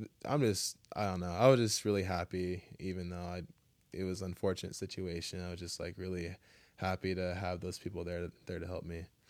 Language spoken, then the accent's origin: English; Kailua, Hawaii, United States; I grew up in Kailua